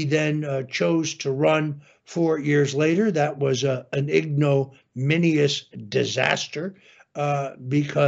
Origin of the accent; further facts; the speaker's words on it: New Canaan, Connecticut, United States; also born or lived in Norwalk, Connecticut; I originally was born, in the city of Norwalk, and where I grew up in New Canaan, Connecticut.